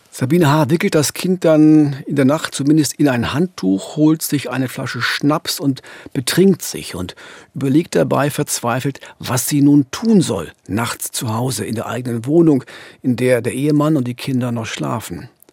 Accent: Frankfurt, Brandenburg, Germany; moved away; In Frankfurt bin ich aufgewachsen, habe da fast 20 Jahre gelebt.

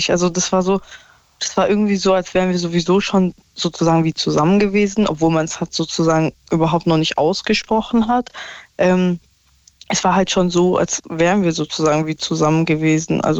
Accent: Stuttgart, Baden-Württemberg, Germany; also ich komme ja aus Stuttgart und er aus Berlin.

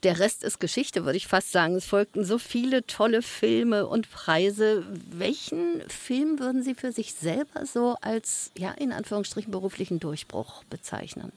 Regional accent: Berlin, Germany; Ich bin Berlinerin

